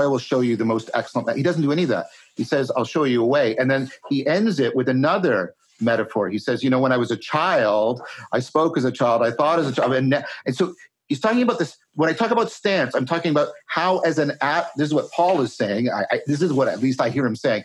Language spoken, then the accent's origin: English; Canada; I'm a Canadian